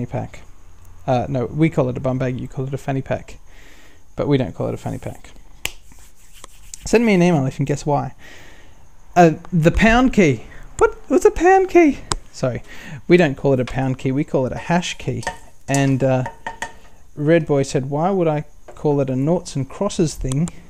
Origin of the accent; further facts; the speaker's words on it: Newcastle, New South Wales, Australia; I'm from Newcastle